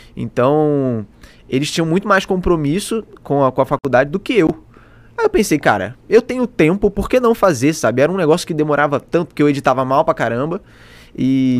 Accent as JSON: {"language": "Portuguese", "town": "Petrópolis", "region": "Rio de Janeiro", "country": "Brazil", "tie": "born or raised there", "accent": "carioca", "moved": "as an adult", "said": "eu comecei tudo lá em Petrópolis, na casa dos meus pais, é, onde eu morei até ano começo do ano passado"}